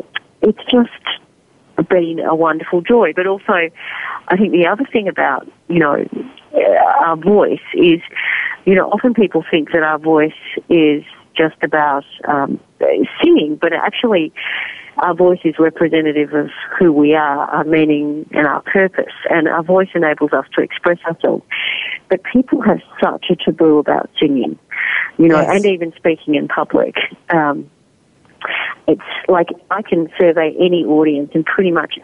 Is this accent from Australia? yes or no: yes; Australia; also born or lived in Netherlands; I was born in Holland, and my father is Dutch, and he also was very lucky to escape the war. And I went to school then in Australia